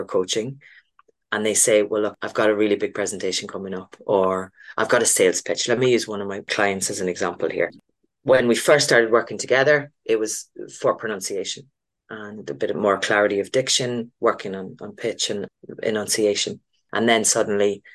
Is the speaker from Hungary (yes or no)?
no; Ireland; I'm Irish